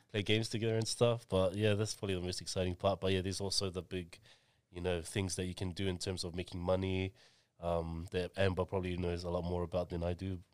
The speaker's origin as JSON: {"language": "English", "region": "Auckland", "country": "New Zealand", "tie": "born or raised there", "said": "I was born and raised in Mangere, two seven five"}